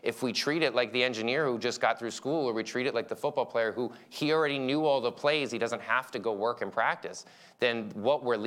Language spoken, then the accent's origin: English; Philadelphia, Pennsylvania, United States; moved away; I'm from Philly